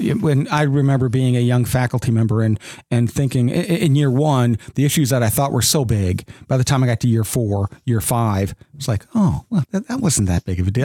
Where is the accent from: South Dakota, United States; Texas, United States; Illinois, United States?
South Dakota, United States; moved away as an adult; now in Owensboro, United States; I grew up in South Dakota